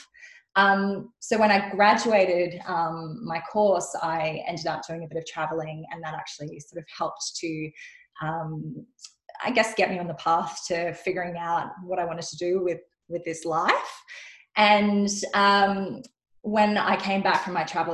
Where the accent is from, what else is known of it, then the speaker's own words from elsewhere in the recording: Sydney, New South Wales, Australia; also born or lived in Western Australia; I'm from Sydney, but I was living in Western Australia